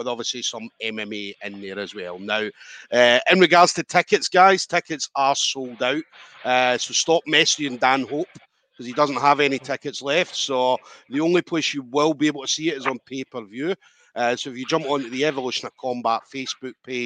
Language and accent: English; Scotland, United Kingdom; us Scottish